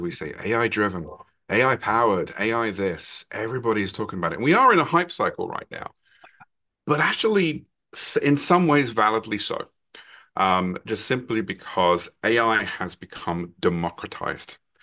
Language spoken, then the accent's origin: English; London, United Kingdom; now in Massachusetts, United States; I'm originally from London, England, but I now live in, in Massachusetts in the U S A. Been here for a long time now